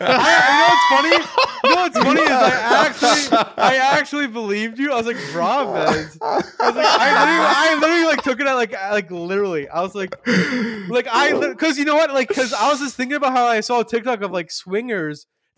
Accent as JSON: {"language": "English", "region": "East of England", "country": "United Kingdom", "said": "Mate, I'm from London. I'm from London. I'm from Essex. A lot of people don't know that, but I'm from Essex."}